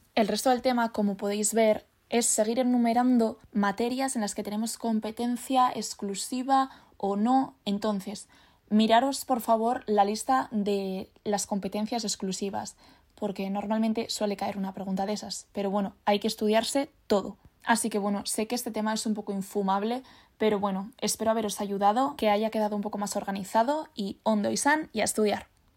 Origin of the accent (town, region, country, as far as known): Basque Country, Spain